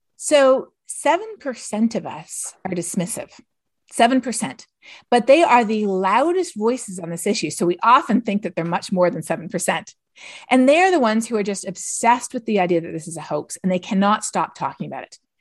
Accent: Canada; moved away; I'm from Canada

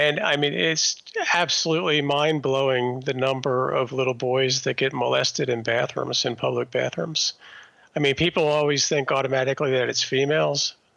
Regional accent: Maryland suburbs, United States; I grew up in the Maryland suburbs

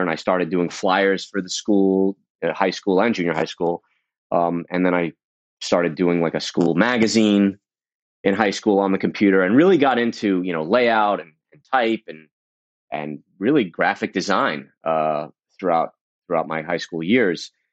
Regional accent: New York City, New York, United States; I grew up in Brooklyn, in Coney Island

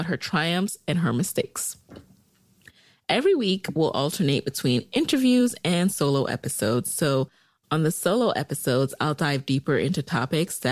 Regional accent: New York City, New York, United States; also born or lived in Jamaica; now in Arlington, United States; I'm from Jamaica, the island, not Queens, and I grew up in the boogie down Bronx, New York

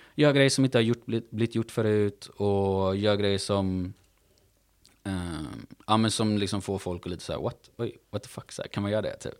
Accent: Gothenburg, Västra Götaland, Sweden; jag är uppvuxen i Göteborg

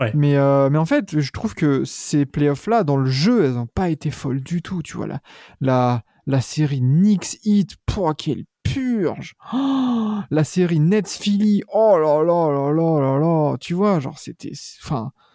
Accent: France; nous on est français

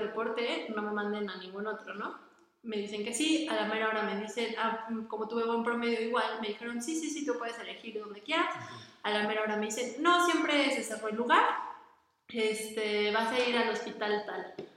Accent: Toluca, State of Mexico, Mexico; yo nací aquí en Toluca, o sea, yo soy de Toluca, aquí he vivido toda mi vida

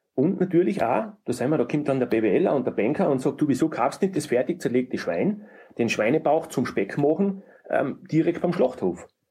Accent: Murau, Styria, Austria; bei uns in Murau

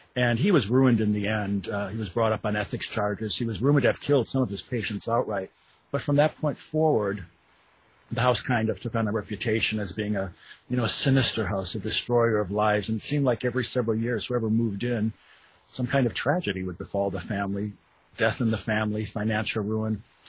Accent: Wisconsin, United States; moved away as an adult; now in Louisville, United States; I live in Louisville, Kentucky. I'm not uh, a native. I'm from Wisconsin originally. I moved to Louisville in the 90s to go to graduate school

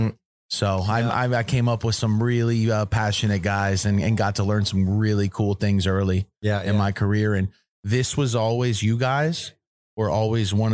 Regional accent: Florida, United States; I grew up in Florida, early 2000s when I started cultivating

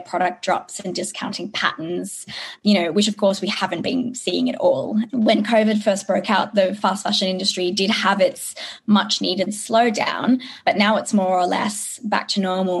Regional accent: Australia; growing up in Australia

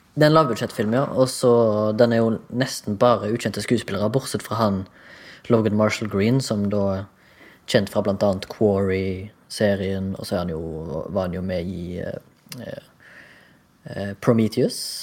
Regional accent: Haugesund, Rogaland, Norway; moved away as an adult; I dag representerer hjembyen min fra hjembyen min.

